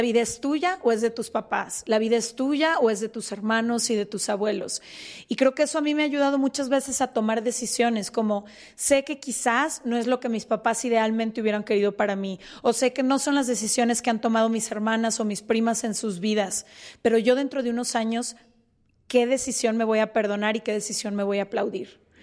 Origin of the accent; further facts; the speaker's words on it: Guadalajara, Jalisco, Mexico; nosotras somos de Guadalajara